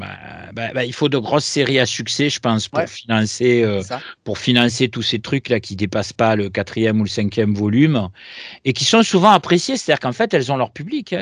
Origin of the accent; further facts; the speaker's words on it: Marseille, Provence-Alpes-Côte d'Azur, France; chez moi à Marseille